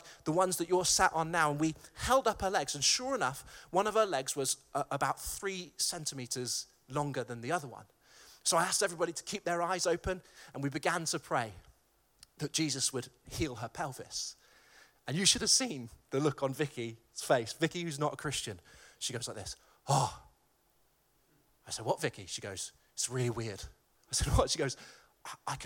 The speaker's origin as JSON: {"language": "English", "town": "Malvern", "region": "West Midlands", "country": "United Kingdom", "tie": "born or raised there", "said": "my hometown of Malvern"}